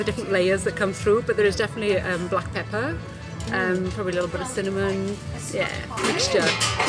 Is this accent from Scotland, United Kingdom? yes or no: no; Wales, United Kingdom; now in Sunbury, Australia; I'm from Wales